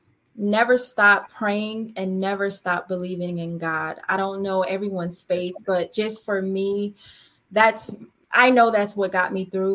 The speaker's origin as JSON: {"language": "English", "town": "Springfield", "region": "Massachusetts", "country": "United States", "tie": "born or raised there", "moved": "yes", "said": "my hometown where it all began for me, Springfield, Massachusetts"}